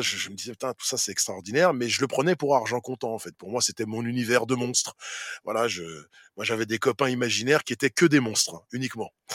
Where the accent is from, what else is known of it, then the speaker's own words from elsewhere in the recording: Saint-Ouen, Île-de-France, France; ma ville, là d'où je viens, où j'ai grandi, où je suis encore